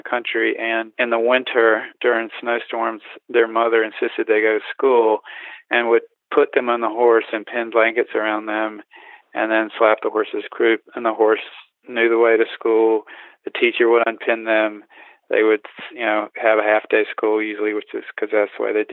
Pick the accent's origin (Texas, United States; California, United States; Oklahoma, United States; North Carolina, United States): North Carolina, United States; Eastern; where I grew up in Eastern North Carolina, where it never snowed.